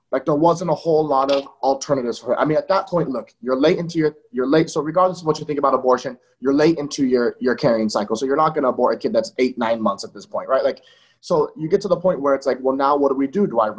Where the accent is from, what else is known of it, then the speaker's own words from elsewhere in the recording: Napa Valley, California, United States; moved away; also born or lived in Martinez, California / East Los Angeles, California / Utah; And so I was adopted, and then we moved to Napa Valley. I was raised in Napa Valley. Then I moved to Utah because my dad's in the military.